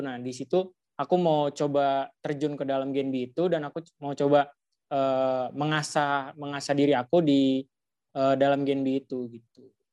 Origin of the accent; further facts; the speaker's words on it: Depok, West Java, Indonesia; Aku dari Matematika dua ribu sembilan belas, asal Depok, lahir tujuh belas Januari dua ribu satu